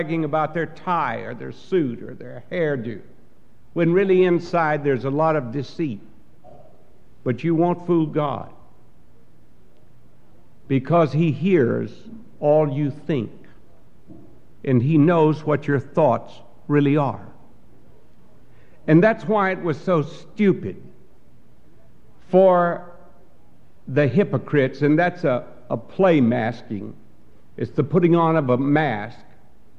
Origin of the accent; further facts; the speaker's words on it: Texas, United States; the church that I grew up in Texas.